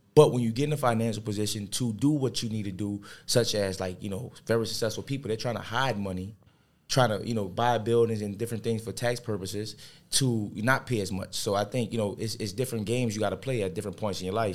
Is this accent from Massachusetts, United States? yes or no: no; New Orleans, Louisiana, United States; being raised in New Orleans